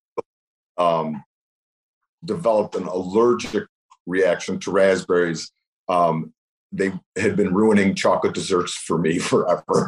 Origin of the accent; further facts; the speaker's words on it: Cleveland, Ohio, United States; I'm from Cleveland.